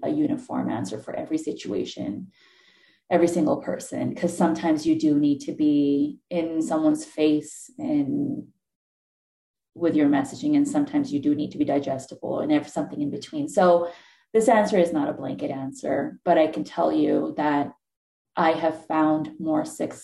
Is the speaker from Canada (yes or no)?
no; Pakistan; moved away; I was coming from a completely different cultural background and practices and all. And it wasn't that I didn't speak English. I spoke English. Pakistan's also colonized, went to a British school over there